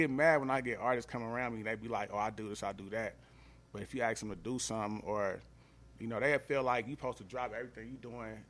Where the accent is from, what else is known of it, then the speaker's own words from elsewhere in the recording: Atlanta, Georgia, United States; now in Los Angeles, United States; Even when I just moved to L.A. recently from Atlanta, like, I didn't go to L.A. like thinking, oh, I'm from Atlanta.